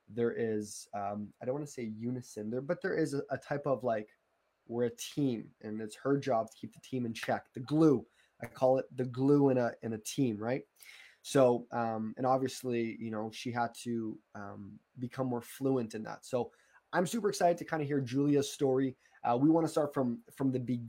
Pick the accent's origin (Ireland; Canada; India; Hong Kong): Canada; I'm a Canadian